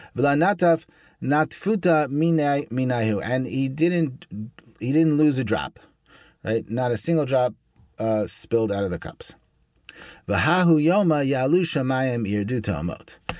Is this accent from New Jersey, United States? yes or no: no; Brooklyn, New York, United States; I'm from Brooklyn.